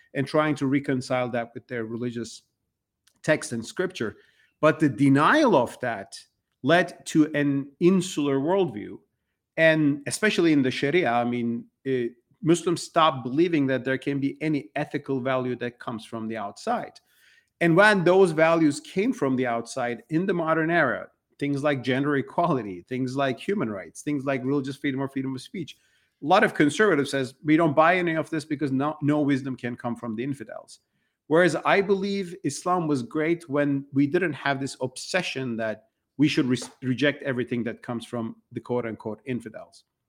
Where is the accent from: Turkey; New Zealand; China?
Turkey; moved away as an adult; now in United States; I've been writing about these things since early two thousands in my home country, Turkey. And I was living in Turkey